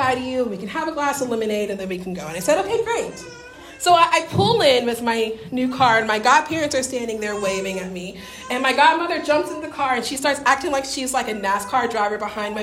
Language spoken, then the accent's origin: English; Deep South, United States; my Pentecostal deep Southern upbringing